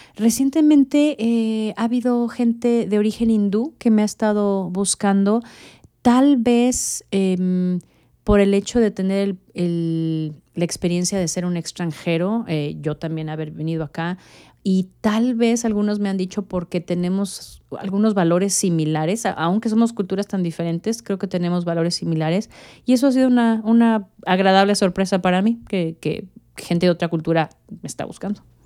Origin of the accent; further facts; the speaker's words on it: Mexico City, Mexico; moved away as an adult; also born or lived in Honduras / Guatemala / Monterrey, Mexico / Miami, United States; now in Dallas, United States; yo nací en México, eh, yo soy mexicana